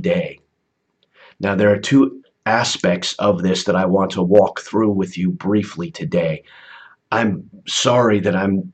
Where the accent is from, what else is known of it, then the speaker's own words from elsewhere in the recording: United States; growing up in the United States